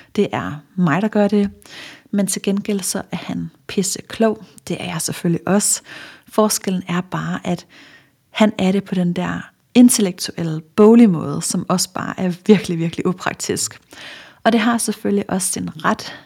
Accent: Funen, Southern Denmark, Denmark; nu er jeg fra Fyn

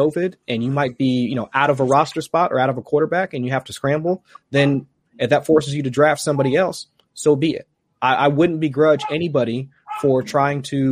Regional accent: Ohio, United States; I'm from Ohio

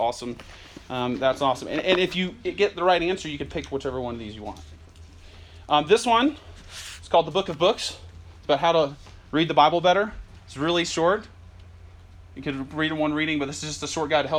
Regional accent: Kennesaw, Georgia, United States; moved away as an adult; also born or lived in Macon, Georgia / Jackson, Mississippi; now in St. Louis, United States; I'm originally from Georgia, some of Georgia folks. I'm from Kennesaw, grew up in Kennesaw

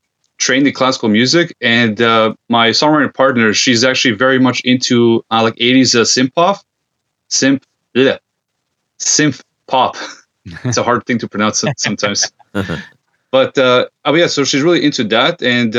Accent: Serbia; now in Canada; I'm originally from Serbia

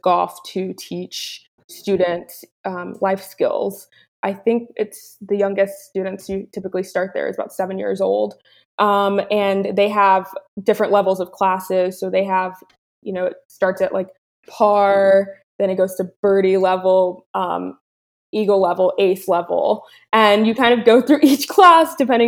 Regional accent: Angleton, Texas, United States; I grew up in Angleton, so that's where my parents lived initially

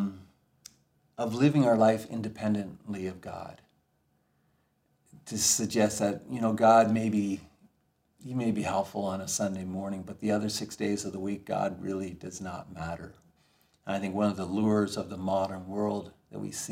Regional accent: Ontario, Canada; I grew up in Ontario

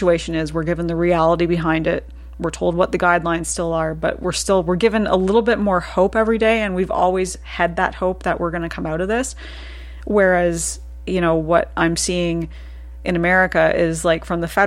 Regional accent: Canada; as a Canadian

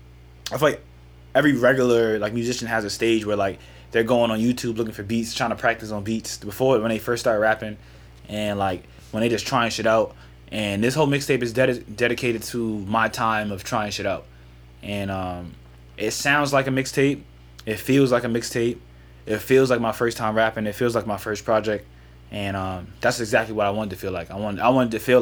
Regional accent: New York, United States; now in New Jersey, United States; I'm from New York, but I live in Jersey

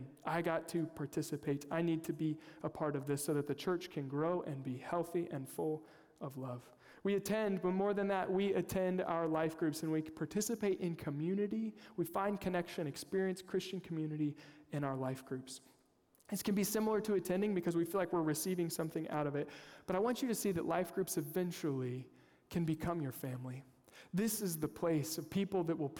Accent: Kansas, United States; I'm from Kansas, unapologetic Chiefs fan.

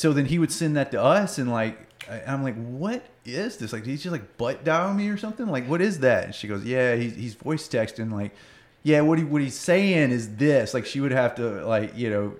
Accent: Southeast Arkansas, United States; born or raised there; moved away

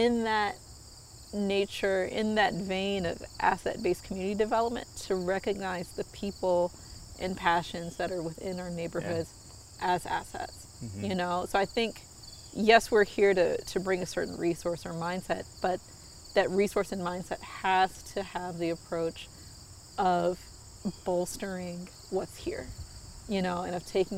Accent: Southfield, Michigan, United States; I grew up in Southfield, Michigan.

